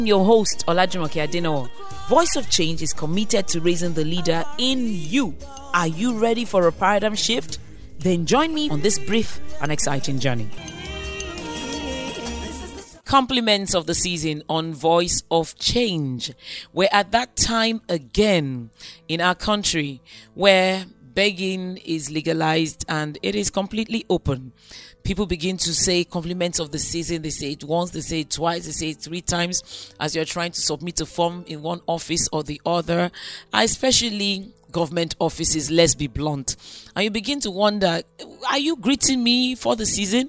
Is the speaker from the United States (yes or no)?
no; Nigeria; I'm a Nigerian